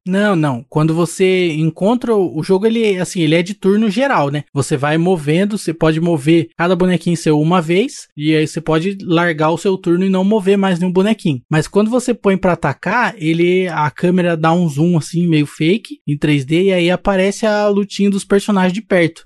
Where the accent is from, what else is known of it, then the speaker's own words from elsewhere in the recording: Brazil; a gente é do Brasil